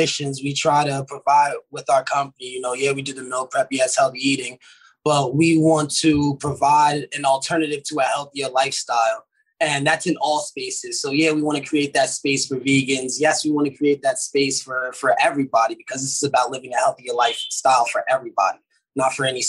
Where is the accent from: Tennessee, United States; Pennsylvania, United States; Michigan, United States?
Pennsylvania, United States; Pittsburgh; born there; And I was born in Pittsburgh, Pennsylvania, and I just had a traveling family.